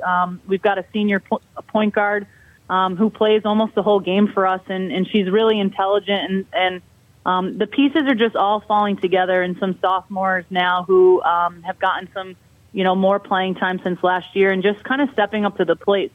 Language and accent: English; Albany, New York, United States; moved away as an adult; I'm originally from Albany, New York, and all my family is still there